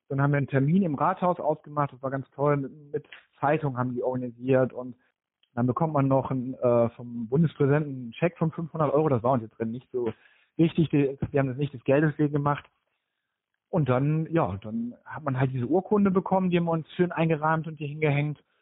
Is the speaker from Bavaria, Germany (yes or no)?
no; North Rhine-Westphalia, Germany; now in Oldenburg, Germany; Ich komme ursprünglich aus dem Ruhrgebiet ähm, da war nie die Option, dass wir irgendwie im Ruhrgebiet bleiben